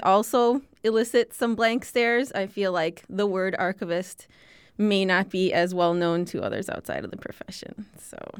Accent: Chicago, Illinois, United States; I grew up speaking Lithuanian in the Lithuanian community in Chicago

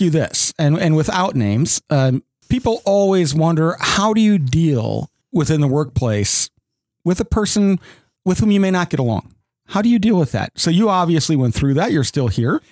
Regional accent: South Dakota, United States; moved away as an adult; now in Owensboro, United States; I grew up in South Dakota

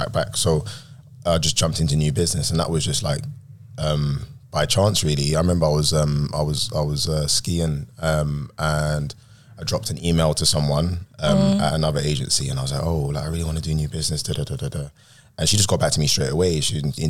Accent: London, United Kingdom; I'm from a place called Peckham

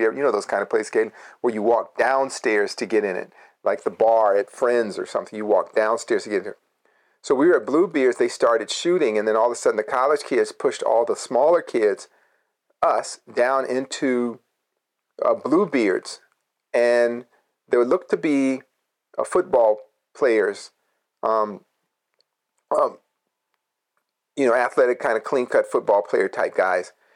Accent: Berkeley, California, United States; growing up in Berkeley

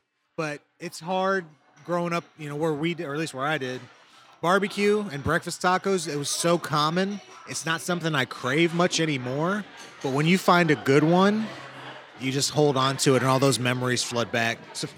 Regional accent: Ipswich, East of England, United Kingdom; born there

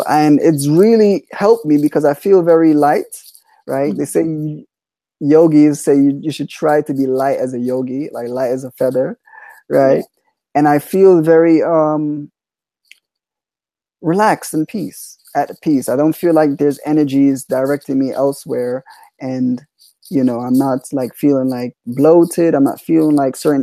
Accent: Jamaica; I'm Jamaican, so I was raised as Jamaican

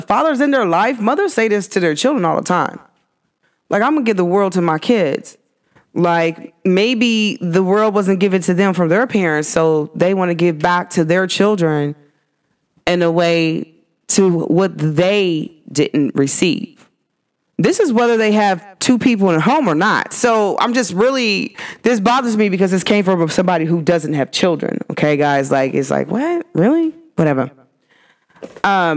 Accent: United States; culture to me is American

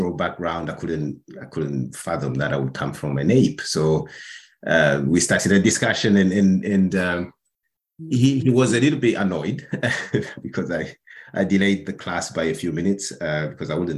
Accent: Burundi; moved away as an adult; also born or lived in Netherlands; I'm originally from Burundi.

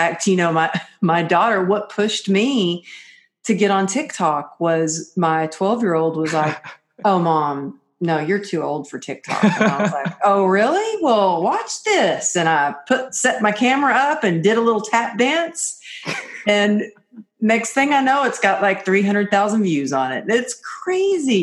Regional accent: Texas, United States; growing up in Texas, I really grew up where when we told somebody we were going to do something, we did it.

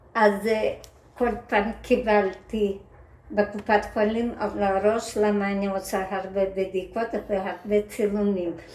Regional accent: Ukraine; Hebrew is a second language; moved away as an adult; now in Israel

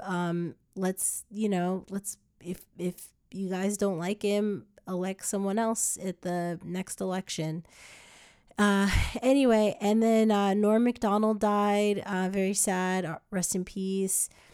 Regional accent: United States; moved away as an adult; also born or lived in New Jersey / New York; now in California, United States; I'm from New Jersey in New York

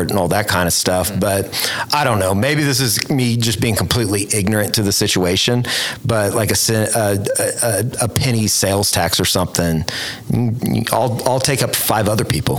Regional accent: Oklahoma City, Oklahoma, United States; growing up in Oklahoma City and going to 89ers games out of the state fairgrounds

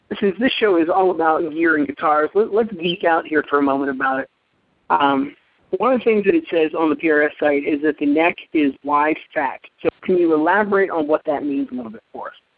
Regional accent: Pittsburgh, Pennsylvania, United States; I was a kid growing up in the Pittsburgh area. I, I grew up outside of Pittsburgh I went to Mars

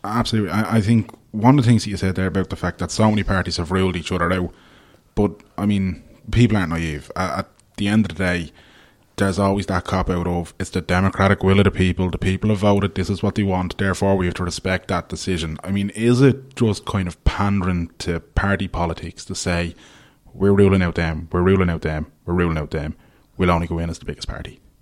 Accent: Ballybrack, Leinster, Ireland; I grew up in Laurel Avenue in Ballybrack

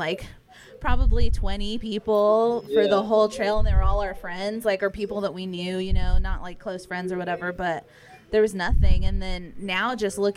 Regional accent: Loveland, Texas, United States; moved away as an adult; now in Lubbock, United States; Well, I'm originally from Loveland, so I grew up there and, you know, went to high school there

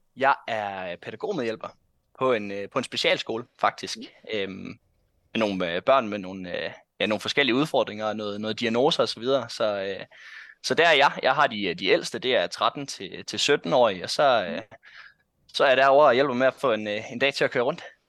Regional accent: North Jutland, North Denmark Region, Denmark; jeg kommer fra Nordjylland. Hasund hedder den by faktisk, jeg bor i. Den ligger øh, en halv time fra Aalborg cirka

